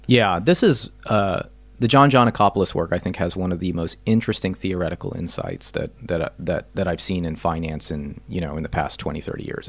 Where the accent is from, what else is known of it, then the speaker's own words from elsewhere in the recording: Topeka, Kansas, United States; I grew up in Topeka, Kansas